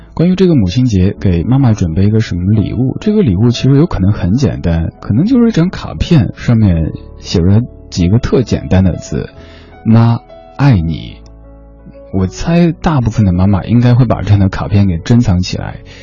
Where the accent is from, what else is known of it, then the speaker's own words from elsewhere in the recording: Chengdu, Sichuan, China; now in Beijing, China; 我家乡成都